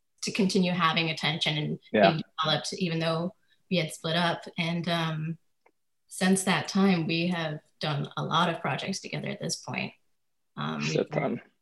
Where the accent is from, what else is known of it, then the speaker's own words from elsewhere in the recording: Chicago suburbs, Illinois, United States; moved away as an adult; now in New York, United States; I am from the Chicago suburbs, and I've been in New York 11 years now